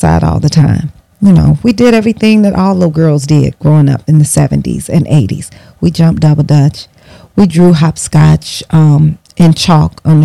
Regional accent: Bellwood, Illinois, United States; I grew up in Bellwood, Illinois, a western suburb of Chicago

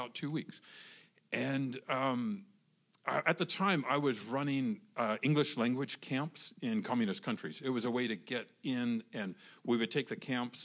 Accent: Soldotna, Alaska, United States; moved away; I grew up in the Holy Land, Kenai and Soldotna in Alaska

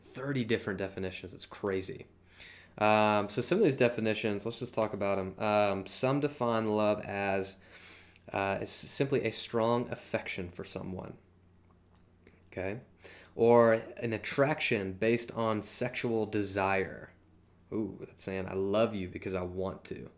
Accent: Georgia, United States; I'm from Georgia

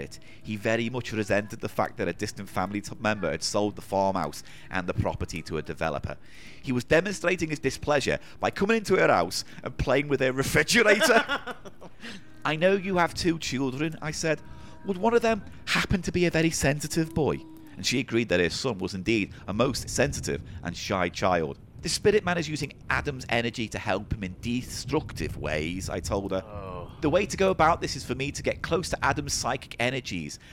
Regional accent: the Wirral, North West England, United Kingdom; that's where I'm from

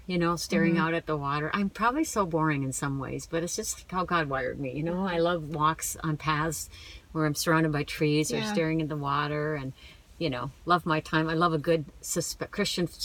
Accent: Minnesota, United States; I'm from Minnesota.

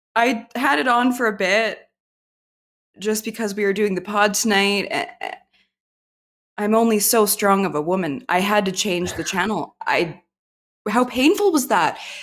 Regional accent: Canada; I was alive in the eighties as a Canadian infant

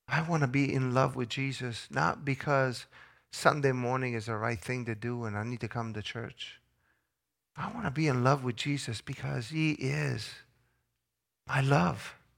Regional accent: Italy; moved away; I grew up in Italy

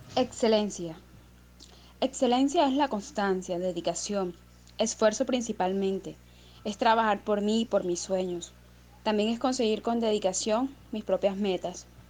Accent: Malambo, Atlántico, Colombia; soy del municipio de Malambo

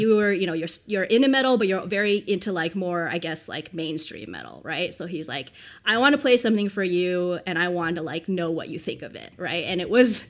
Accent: New Mexico, United States; I grew up in New Mexico

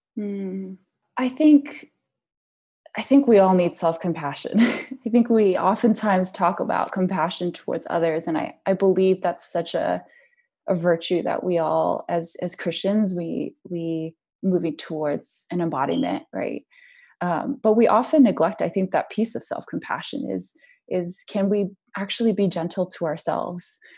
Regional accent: United States; us as Asian Americans

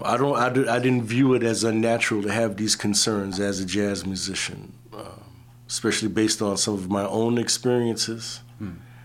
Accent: New York City, New York, United States; growing up in the Brooklyn area

